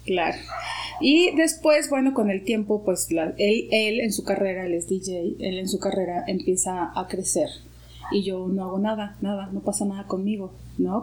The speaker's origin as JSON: {"language": "Spanish", "town": "Guadalajara", "region": "Jalisco", "country": "Mexico", "also_born_or_lived": "London", "moved": "as an adult", "lives_now": "Mexico City, Mexico", "said": "yo soy de Guadalajara. Llegué a la Ciudad de México en el 2004"}